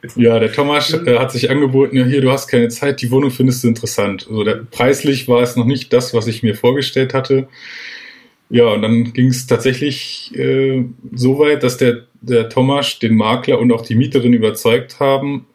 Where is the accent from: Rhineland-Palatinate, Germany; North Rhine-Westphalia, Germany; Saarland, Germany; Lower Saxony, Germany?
Lower Saxony, Germany; near Peine; ich bin groß geworden genau an der Grenze zu Peine, also ich bin auch in der Schule in die Schule gegangen im Landkreis.